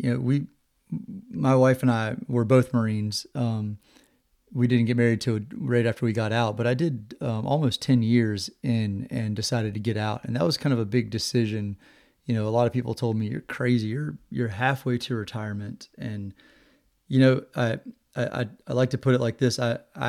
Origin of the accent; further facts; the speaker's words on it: Virginia, United States; I grew up in Virginia, kind of out in the middle of nowhere, little tiny town.